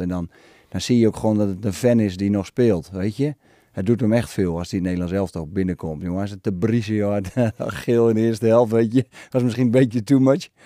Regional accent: Netherlands; als Nederlander

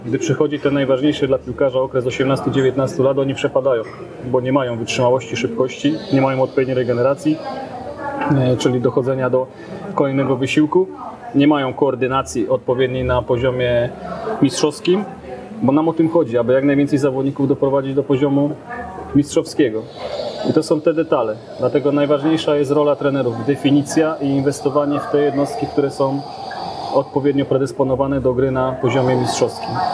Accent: Częstochowa, Silesian Voivodeship, Poland; Do klubu zapisałem się w 1986 roku po raz pierwszy do Rakowa Częstochowa

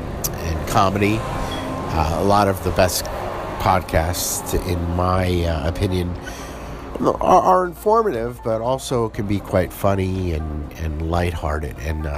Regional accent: New Jersey, United States; now in Essex, United Kingdom; I am an American, originally from New Jersey, who now lives in Essex, England, and has done so for over 12 years.

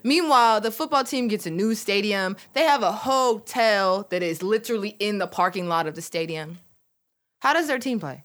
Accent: Salt Lake City, Utah, United States; moved away as an adult; now in Michigan, United States; raised in Salt Lake City

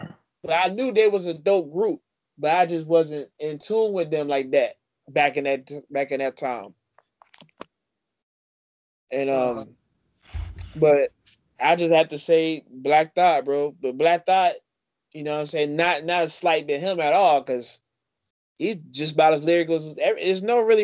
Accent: the South, United States; I'm from the South

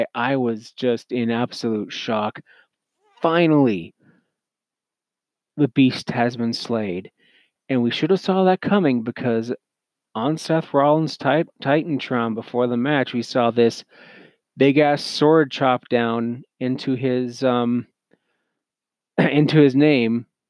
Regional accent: Canada; I'm Canadian

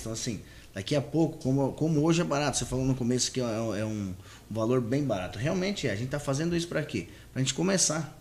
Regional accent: Paraná, Brazil; also born or lived in Sorriso, Mato Grosso / Rio Grande do Sul; now in Confresa, Brazil; Eu venho do Sul, venho do Paraná. Meu pai é do Rio Grande do Sul uhum. e eu sou do Paraná, mas morei muito tempo lá.

